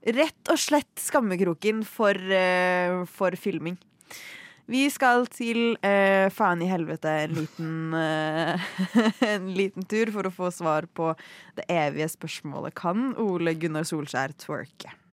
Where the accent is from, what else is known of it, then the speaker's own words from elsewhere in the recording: Norway; som nordmenn